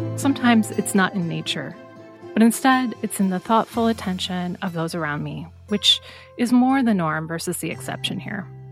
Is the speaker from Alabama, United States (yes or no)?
no; Des Moines, Iowa, United States; moved away as an adult; I grew up in Des Moines, Iowa, always wanting to leave